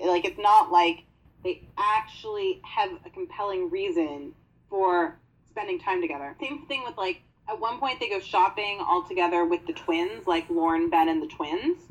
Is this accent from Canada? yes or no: yes; Canada; we're Canadian